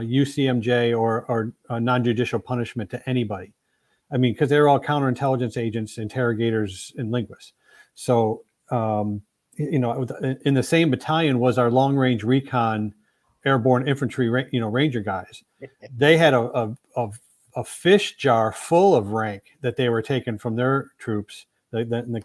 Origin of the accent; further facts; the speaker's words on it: Plymouth, Michigan, United States; I grew up in Plymouth, Michigan